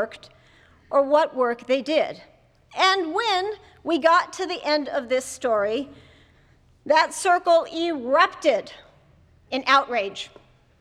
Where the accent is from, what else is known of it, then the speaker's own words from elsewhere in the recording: Jamestown, North Dakota, United States; When I was a child growing up in Jamestown, North Dakota